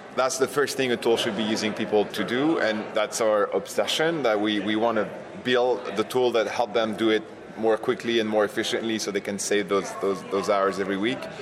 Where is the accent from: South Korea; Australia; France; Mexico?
France; also born or lived in New York; I was born in New York, but I was raised and educated in France. So you'll you'll hear a little accent